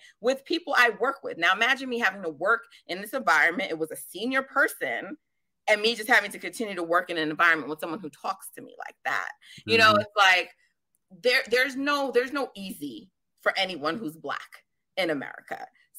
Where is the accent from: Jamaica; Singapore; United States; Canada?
Jamaica; And I'm Jamaican, so I've worked like three jobs at a time.